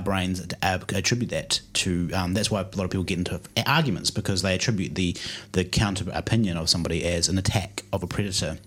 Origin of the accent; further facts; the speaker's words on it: New Zealand; our high school in New Zealand, growing up in New Zealand